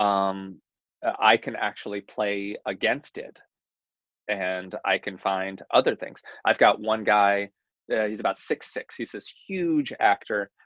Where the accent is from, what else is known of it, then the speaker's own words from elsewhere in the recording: Tennessee, United States; moved away as an adult; also born or lived in New York; I was born in Tennessee.